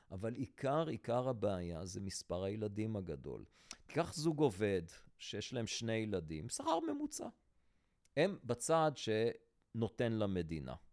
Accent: Antwerp, Flanders, Belgium; אני גדלתי בשכונה החרדית של אנטוורפן

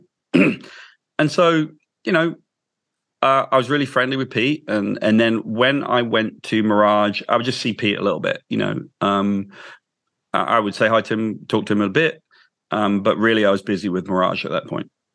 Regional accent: United Kingdom; I'm British

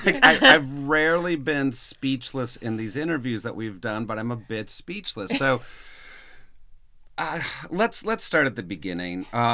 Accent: south of Oshkosh, Wisconsin, United States; I grew up on a lake just a little bit south of Oshkosh.

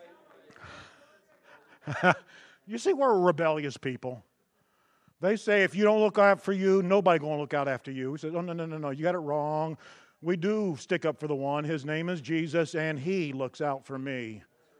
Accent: Texas, United States; I'm from Texas

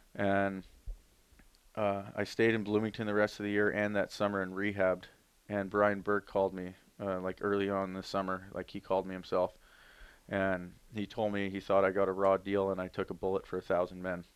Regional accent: Toronto, Ontario, Canada; Toronto Maple Leafs, my hometown

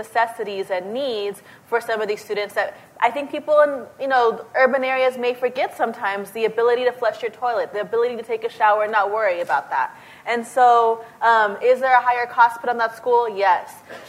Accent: El Paso, Texas, United States; I come from El Paso, the border area. The communities you're describing are the communities that I live in.

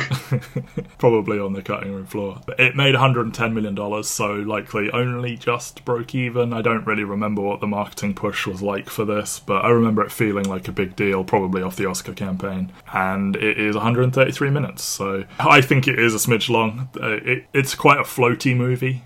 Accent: United Kingdom; we are British

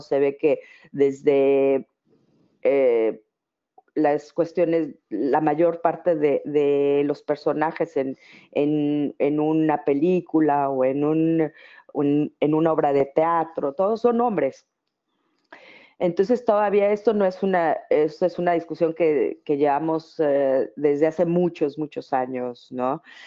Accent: Mexico; now in Netherlands

